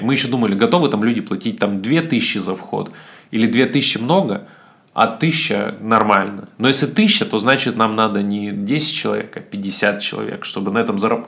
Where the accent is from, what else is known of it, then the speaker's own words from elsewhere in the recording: Siberia, Russia; я сибирский еврей